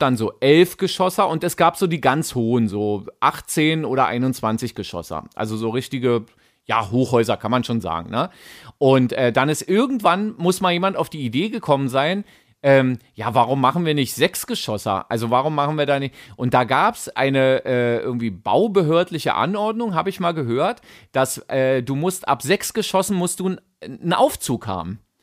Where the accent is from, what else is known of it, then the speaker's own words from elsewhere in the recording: Berlin, Germany; Ich bin ja auch an der Spree geboren. Berlin-Mitte-Boy.